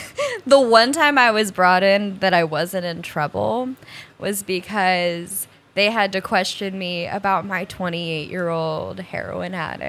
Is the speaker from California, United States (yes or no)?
no; Colorado Springs, Colorado, United States; born there; The Air Force and I was born in Colorado Springs.